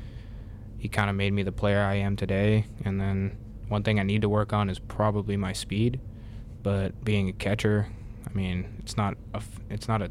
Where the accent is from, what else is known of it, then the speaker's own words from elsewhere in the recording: Canada; moved away as an adult; also born or lived in West Virginia; now in Huntington, United States; I'm from Canada